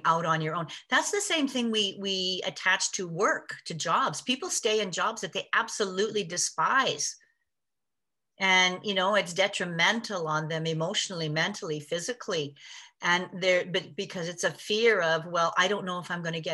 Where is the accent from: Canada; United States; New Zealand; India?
Canada; I was born in Canada